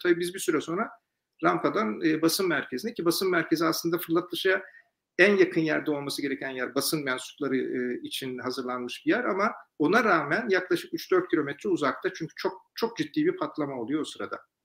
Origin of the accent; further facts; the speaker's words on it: Turkey; Ben de tabii bir Türk olarak